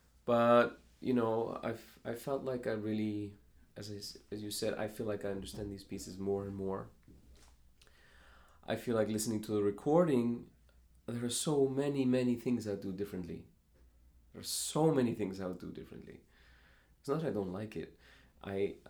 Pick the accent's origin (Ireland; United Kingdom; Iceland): Iceland; now in Chicago, United States; I have considered myself half American, half Icelandic